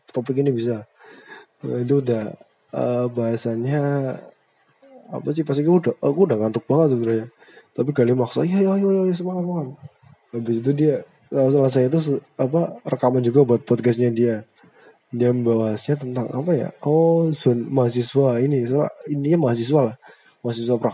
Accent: Brebes, Central Java, Indonesia; accent: Ngapak (northern); logatnya mirip-mirip aku aku kan dari Brebes dia dari Banyumas sama-sama ngapak cuma bedanya aku ngapak utara dia ngapak selatan

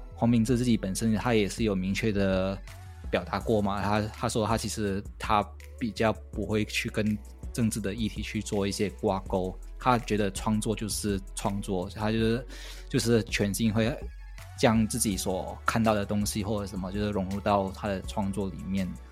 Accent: Malaysia; 我是一个马来西亚人

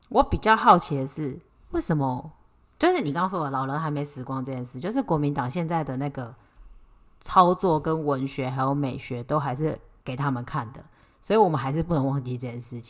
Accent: Taiwan; 我们台湾人不是白人

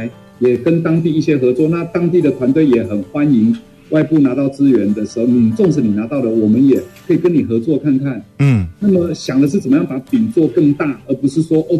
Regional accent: Shuili, Nantou County, Taiwan; 那我从小是在南投的水里的乡下长大，嗯，那我就感觉到好像我出生在台湾最好的年代

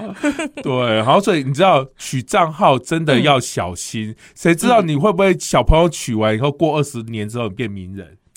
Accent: Kaohsiung, Taiwan; 在我的家嗯，乡

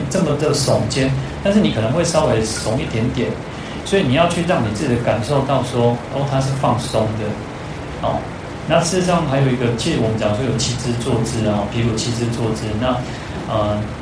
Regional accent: Taiwan; 我这边讲说台语

